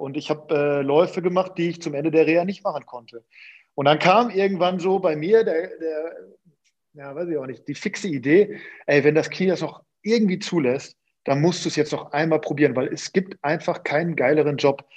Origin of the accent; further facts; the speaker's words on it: Münster, North Rhine-Westphalia, Germany; moved away as an adult; also born or lived in Sandhausen; zurück in meine Heimat